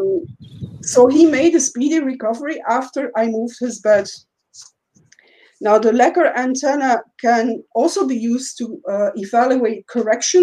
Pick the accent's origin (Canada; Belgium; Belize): Belgium; I'm from Belgium